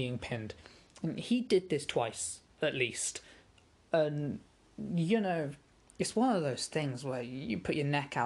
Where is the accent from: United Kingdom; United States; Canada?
United Kingdom; England; As an Englishman